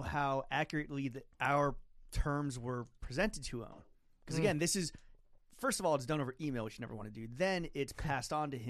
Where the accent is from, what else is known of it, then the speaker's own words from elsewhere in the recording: New York, United States; Yeah, because I'm from New York.